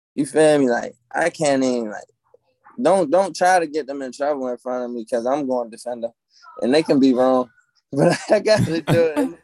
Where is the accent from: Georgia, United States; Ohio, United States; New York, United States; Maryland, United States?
Maryland, United States; Maryland in the building